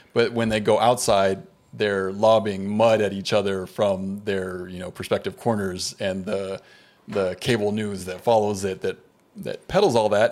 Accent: United States; as an American

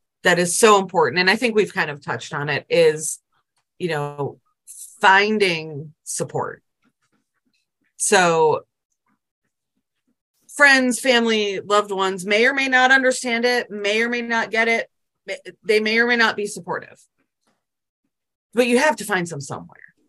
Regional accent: Buffalo, New York, United States; now in South Carolina, United States; I currently live in South Carolina, but I grew up in Buffalo, New York

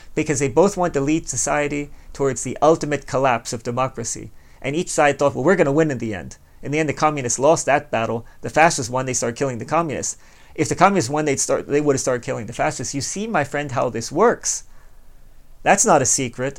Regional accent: United States; speaking as an American

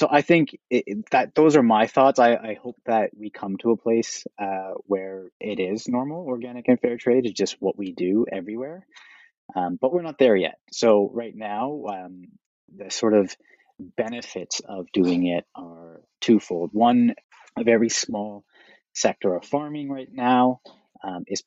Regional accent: Toronto, Ontario, Canada; now in Vancouver, Canada; I am Canadian originally. I was born and raised in Toronto.

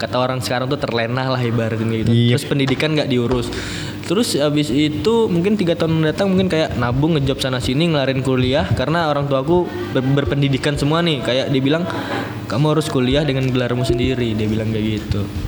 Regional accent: Tenggarong, East Kalimantan, Indonesia; kalau aku sih bangga sih sebagai orang Tenggarong, kayak gitu, lahir di situ

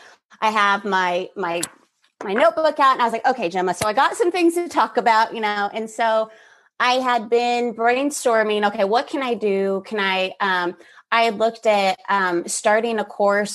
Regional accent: Kansas City, United States; moved away; also born or lived in Dallas, Texas; I moved from Dallas, Texas to back to where closer to where I'm from in Kansas City

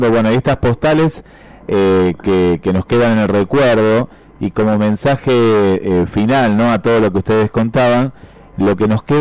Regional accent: Mar del Plata, Buenos Aires Province, Argentina; Pero soy marplatense, yo no soy de Estados Unidos

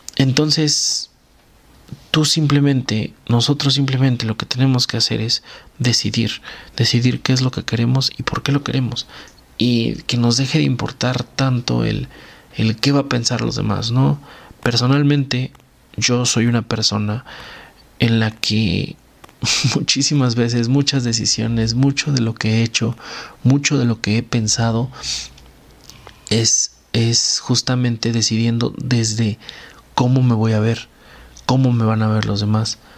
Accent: Mexico

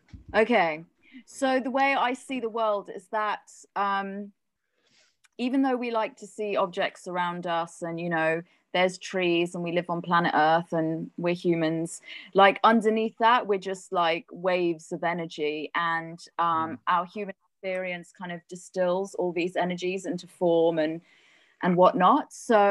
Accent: South Africa; born there; I was born in South Africa, and I've also lived there as an adult.

